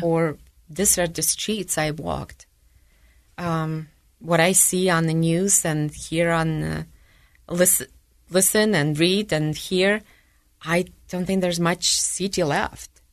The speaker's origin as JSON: {"language": "English", "town": "Donetsk", "region": "Donetsk Oblast", "country": "Ukraine", "tie": "born or raised there", "second_language": "English", "moved": "yes", "lives_now": "Utah, United States", "said": "I grew up in the Ukraine, in Donetsk"}